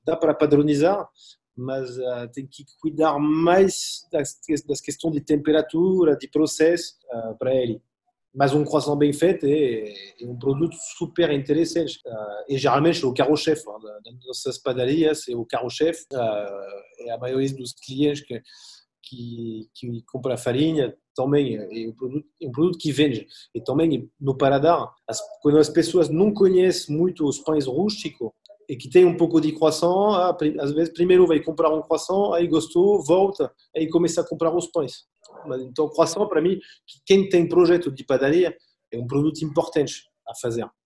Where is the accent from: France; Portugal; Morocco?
France; Angers, Pays de la Loire; Portuguese is a second language; moved away as an adult; now in Brazil